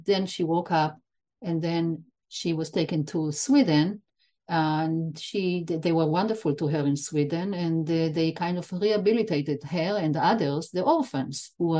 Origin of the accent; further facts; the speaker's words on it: Israel; I was born in Israel, but my parents are Holocaust survivors, both of them